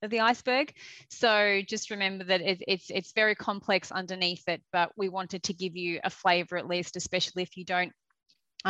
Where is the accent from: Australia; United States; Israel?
Australia; accent: Australian; moved away as an adult; now in United Kingdom